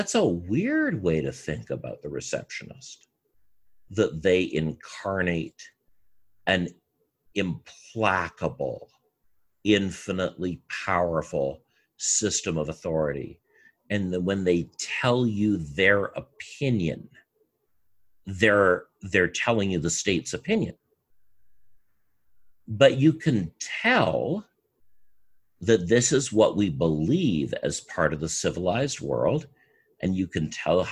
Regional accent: Canada; As a Canadian

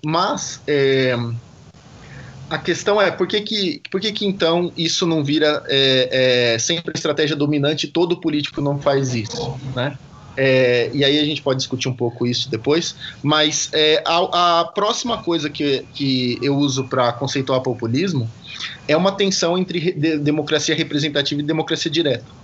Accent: Brazil

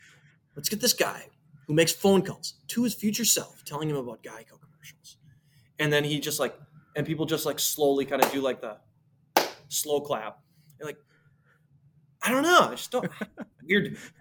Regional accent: Minnesota, United States; I'm from Minnesota

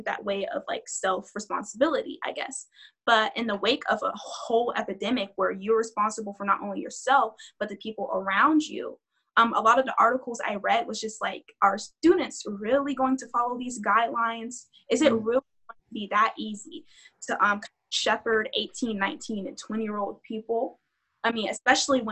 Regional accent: Georgia, United States; We're from Georgia

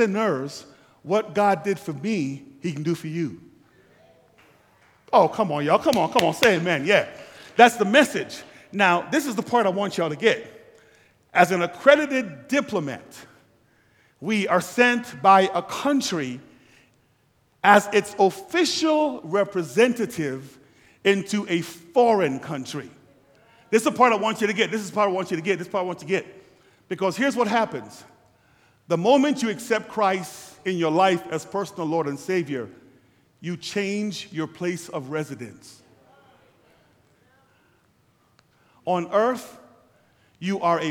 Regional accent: U.S. Virgin Islands; also born or lived in Guyana / St. Lucia / St. Croix; now in United States; I was born in Guyana, South America, raised in the Virgin Islands, and came here.

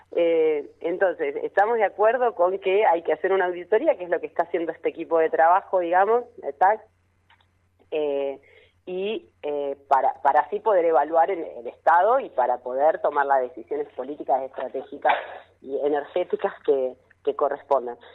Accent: Neuquén, Argentina; yo soy requete contra Neuquina, soy recontra la más neuquina de todas

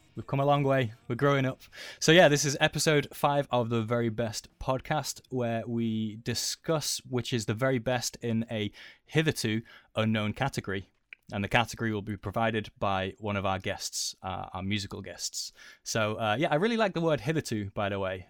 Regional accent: United Kingdom; we are British

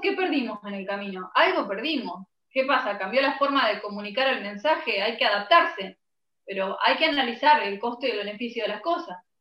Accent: Argentina; yo nací en Argentina, mi país es recontra rockero

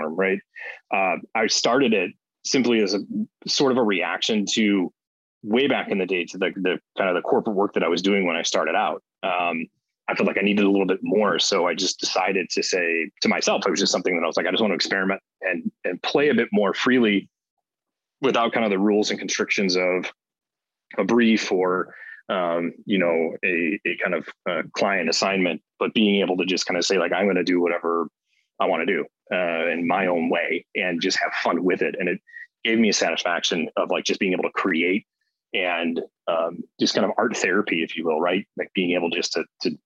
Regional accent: Cleveland, Ohio, United States; now in Chicago, United States; I grew up in Cleveland, Ohio

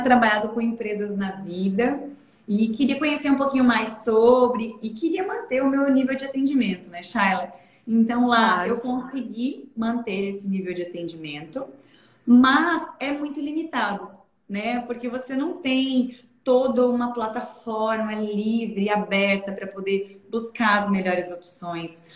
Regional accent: Aurora, Santa Catarina, Brazil; eu nasci em Aurora, moro até hoje lá, é, e fui agricultora até os 16 anos de idade

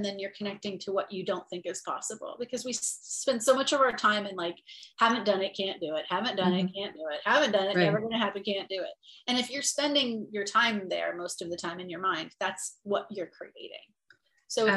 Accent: Ohio, United States; I grew up in Ohio and it's a very religious state.

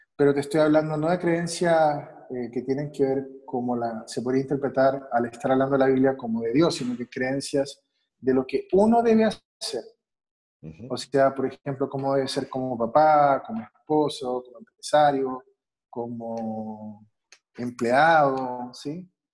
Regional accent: Santiago, Santiago Metropolitan Region, Chile; also born or lived in Mexico City / Guadalajara; now in Mexico; Yo soy chileno, de Santiago

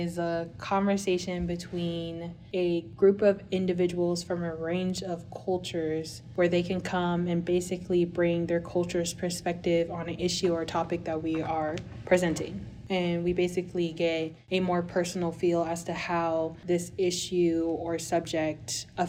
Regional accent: Seattle, Washington, United States; also born or lived in Beirut, Lebanon; And I was born in Beirut, Lebanon, raised in Seattle, Washington.

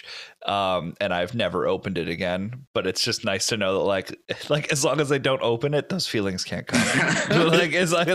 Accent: Connecticut, United States; moved away; where I grew up in Connecticut

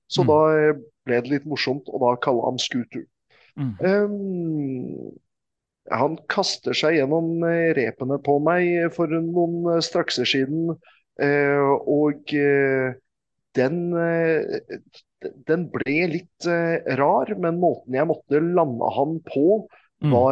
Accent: Norway; Men eh, det er ingen av wrestlerne ko som koster mer å få bort dit enn eh, meg. Mm. Fordi jeg kommer hele veien fra Norge.

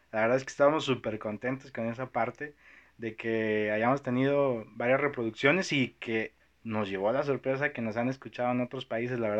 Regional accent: Toluca, State of Mexico, Mexico; now in Monterrey, Mexico; es del centro, pero soy de Toluca, así es.

